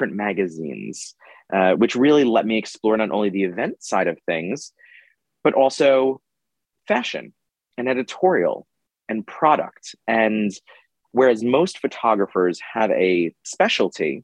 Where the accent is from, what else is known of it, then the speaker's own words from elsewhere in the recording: Long Island, New York, United States; I grew up on Long Island